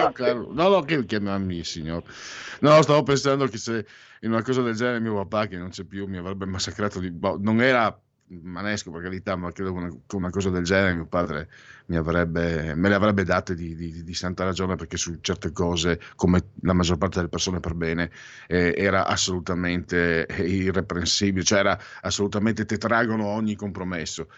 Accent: Friuli-Veneto area, Friuli-Venezia Giulia, Italy; accent: Friulian-Venetian; le monate come si dice in gergo friulveneto

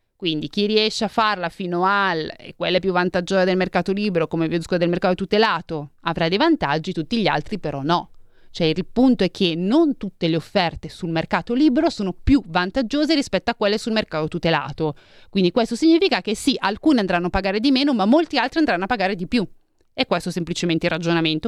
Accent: Milan, Lombardy, Italy; sono di Milano

